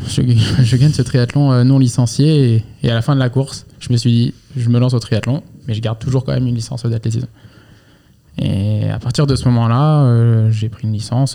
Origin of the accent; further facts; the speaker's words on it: Angers, Pays de la Loire, France; je suis de Angers à, la base